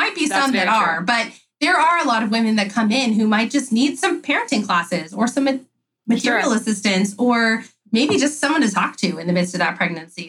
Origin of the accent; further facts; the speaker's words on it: California, United States; I'm not from the South. I'm from California